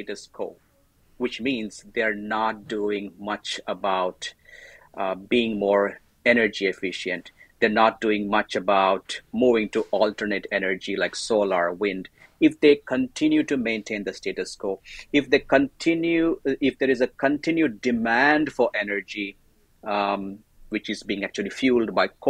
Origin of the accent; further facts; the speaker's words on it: India; moved away as an adult; also born or lived in Pune, India / Thailand; now in Canada; I am an Indian